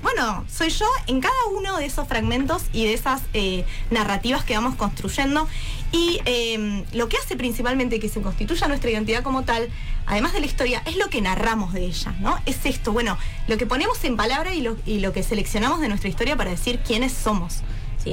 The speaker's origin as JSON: {"language": "Spanish", "country": "Argentina", "said": "yo soy argentina, entonces no soy, qué sé yo, chilena, no soy boliviana"}